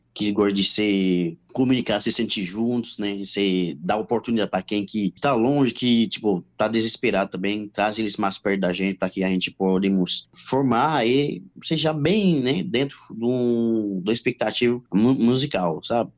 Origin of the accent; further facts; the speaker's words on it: Haiti; Portuguese is a second language; now in Brazil; eu sou haitiano